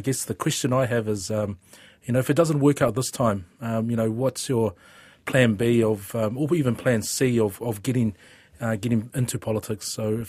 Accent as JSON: {"language": "English", "region": "Auckland", "country": "New Zealand", "tie": "born or raised there", "also_born_or_lived": "Samoa", "said": "I grew up in Gleninus"}